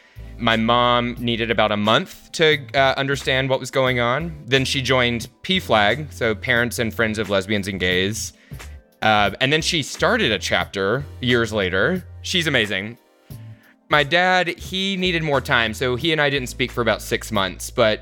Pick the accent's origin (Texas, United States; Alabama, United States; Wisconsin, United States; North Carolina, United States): North Carolina, United States; Charlotte; moved away as an adult; also born or lived in New York / Alaska / Los Angeles; now in Seattle, United States; I went back to North Carolina, my hometown of Charlotte, before I went out to LA for 7 years, and now just recently moved to Seattle.